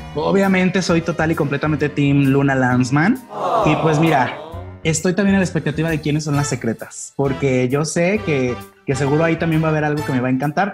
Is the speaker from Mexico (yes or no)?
yes; León, Guanajuato, Mexico; moved away as an adult; also born or lived in Mexico City; la primera vez que me fui de aquí de León a vivir a Ciudad de México